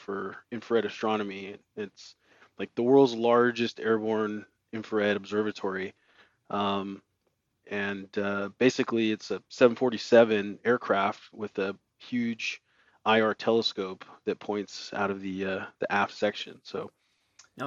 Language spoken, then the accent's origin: English; California, United States; I was, born and raised in California, went to Chico State